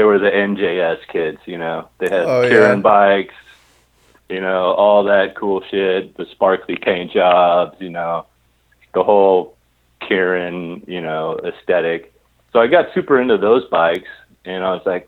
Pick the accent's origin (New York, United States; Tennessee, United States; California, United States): California, United States; Long Beach; I grew up in Long Beach, and in our high school, we had regional occupational programs.